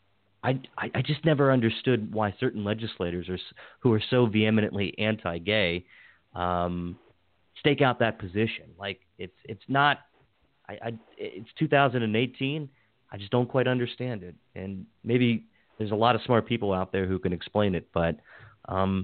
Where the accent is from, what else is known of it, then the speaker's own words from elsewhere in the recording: Western Maryland, United States; I grew up in Western Maryland